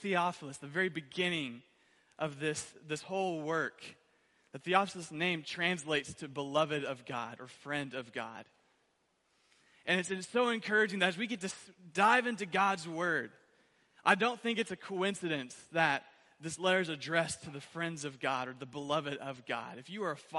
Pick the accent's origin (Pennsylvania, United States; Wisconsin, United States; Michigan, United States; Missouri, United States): Michigan, United States; Owosso; I'm from Owosso originally